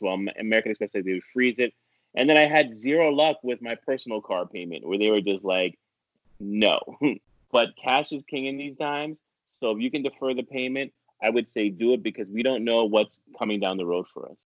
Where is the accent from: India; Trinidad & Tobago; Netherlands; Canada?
Canada; Ottawa, Ontario; moved away as an adult; now in New York, United States; I've been living in New York since the late 90s, but yes, I'm from Ottawa, Ontario, Canada.